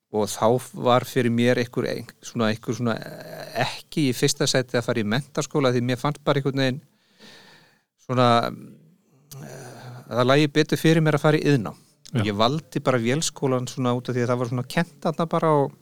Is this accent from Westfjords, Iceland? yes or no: yes; Bolungarvík, Westfjords, Iceland; moved away as an adult; now in Reykjavík, Iceland; Ég er ættaður úr Bólungavík